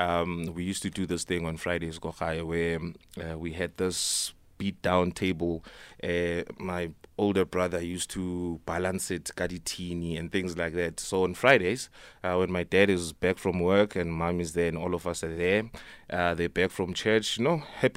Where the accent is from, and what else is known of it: Johannesburg, Gauteng, South Africa; born or raised there; also born or lived in Nelspruit, Mpumalanga / Eastern Cape